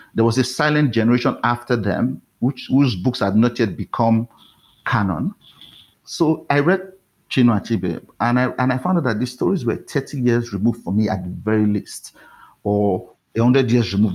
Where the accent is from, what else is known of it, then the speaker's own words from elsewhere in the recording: Warri, Delta, Nigeria; moved away as an adult; also born or lived in Benin City, Nigeria; now in Lagos, Nigeria; I grew up in Warri, which is a nearby um, coastal town